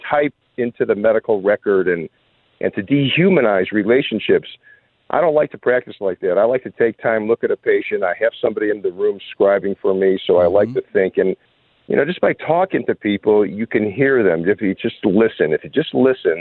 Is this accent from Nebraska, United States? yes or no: no; Chicago, Illinois, United States; I grew up in Chicago, and I was one of three children.